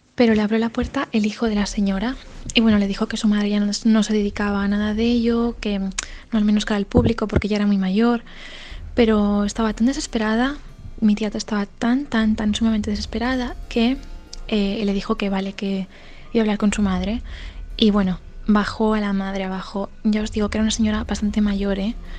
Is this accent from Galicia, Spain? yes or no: yes; Galicia, Spain; somos de Galicia